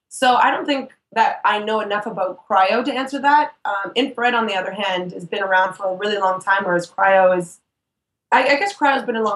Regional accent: Canada; Yeah, I'm Canadian.

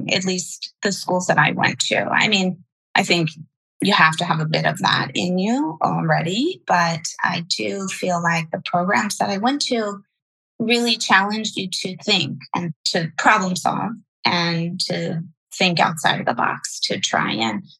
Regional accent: Delaware, United States; moved away as an adult; also born or lived in Washington, D.C.; now in Los Angeles, United States; I grew up in Delaware. So okay. On the East Coast in a small beach town in Delaware

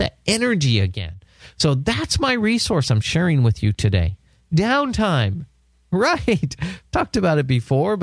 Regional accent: San Diego, California, United States; my hometown of San Diego

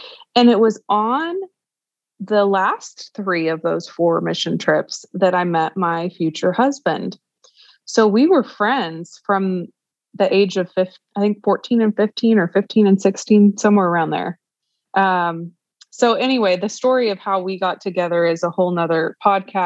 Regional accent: Tulsa, Oklahoma, United States; I am from Tulsa, Oklahoma, and grew up in the church

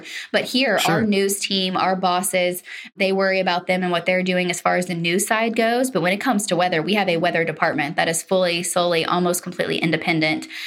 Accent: Oklahoma, United States; I grew up in Oklahoma.

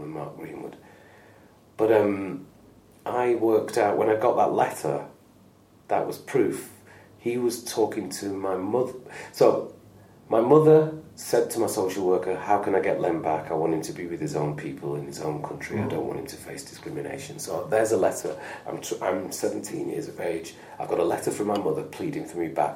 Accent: Lancashire, North West England, United Kingdom; also born or lived in Manchester; It is where I'm from

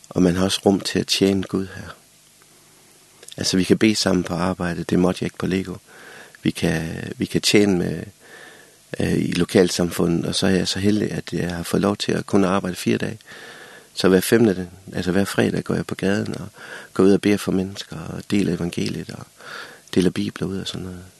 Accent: Central Denmark Region, Denmark; jeg er født og vokset i Vestjylland, der blæser det jo også i Danmark.

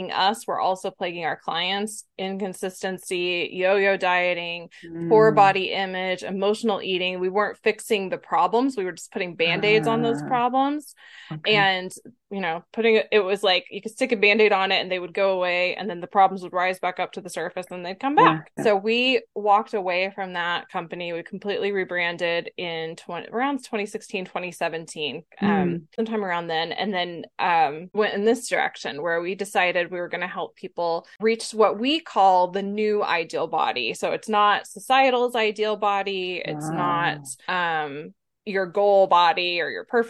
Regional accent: Texas, United States; I'm from Texas

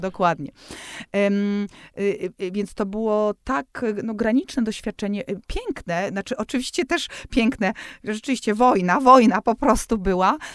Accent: Warsaw, Masovian Voivodeship, Poland; jestem z Warszawy

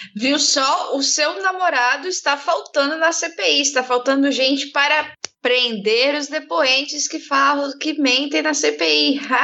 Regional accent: Brazil; nós somos brasileiros

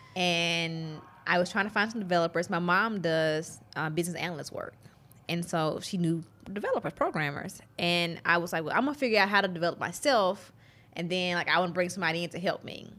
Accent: Mississippi, United States; accent: Southern drawl; growing up in Mississippi

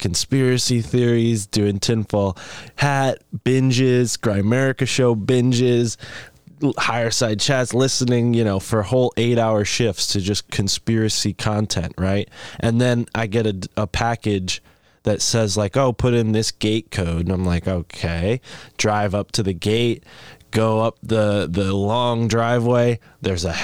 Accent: New England, United States; growing up in New England

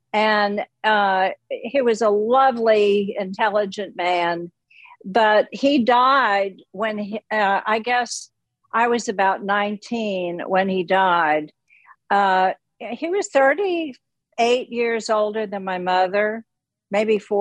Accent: Richmond, Virginia, United States; moved away as an adult; also born or lived in New York; I grew up in Richmond, Virginia

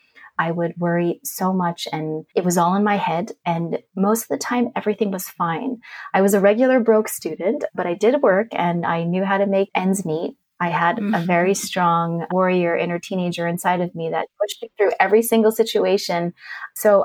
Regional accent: Germany; I grew up in a really big family. My parents were immigrants. I was born in Germany.

